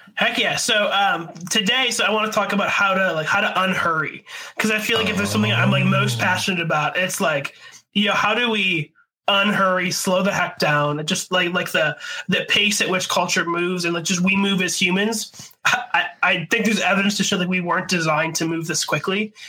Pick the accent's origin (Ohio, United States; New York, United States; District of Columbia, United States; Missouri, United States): New York, United States; Buffalo; growing up in Buffalo, I feel like Buffalo's like the ugly stepchild of like Canada